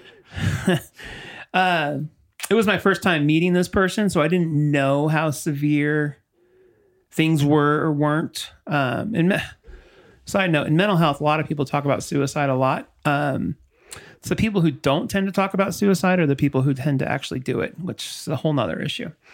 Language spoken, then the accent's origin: English; La Habra, California, United States; moved away; also born or lived in Utah / Colorado; Growing up in La Habra